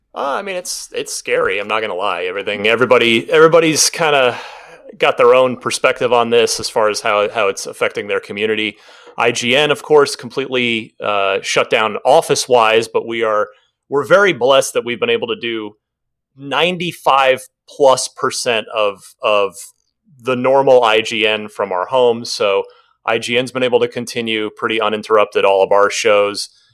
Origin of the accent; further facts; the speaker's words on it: Phoenix, Arizona, United States; also born or lived in New Jersey; which is where I grew up. I'm originally from New Jersey, grew up in, in the Phoenix area